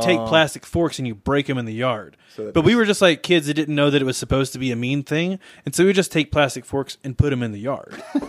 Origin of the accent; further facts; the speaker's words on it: the South, United States; also born or lived in North Carolina; I'm from the South.